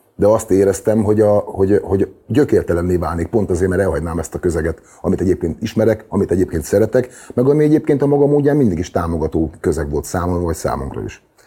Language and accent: Hungarian; Debrecen, Hajdú-Bihar, Hungary; az a város, ahol születtem, meg ahol felnőttem, meg ahol éltem világéletemben